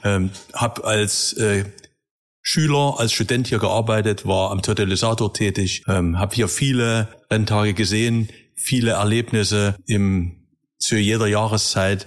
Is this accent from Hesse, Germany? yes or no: no; Leipzig, Saxony, Germany; Als gebürtiger Leipziger freue ich mich